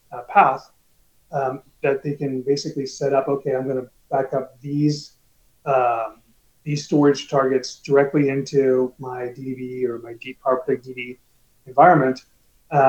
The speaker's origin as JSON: {"language": "English", "region": "California", "country": "United States", "tie": "born or raised there", "said": "I grew up in California"}